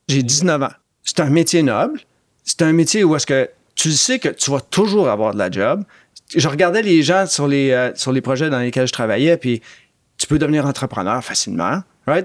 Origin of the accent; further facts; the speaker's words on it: Montreal, Quebec, Canada; moved away as an adult; also born or lived in Oxford, England / Toronto; J'étais un gars de Montréal-Nord